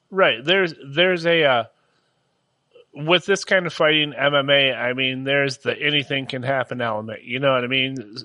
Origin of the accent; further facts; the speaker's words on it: United States; in America we do wrestling